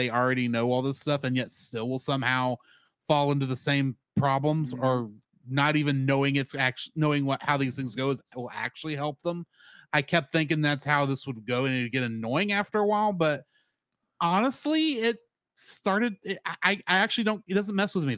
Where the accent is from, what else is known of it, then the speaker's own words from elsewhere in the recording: Texas, United States; as a Texan